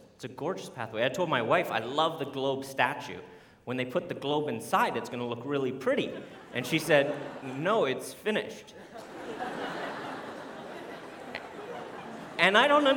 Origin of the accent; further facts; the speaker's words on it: Canada; moved away; I'm Canadian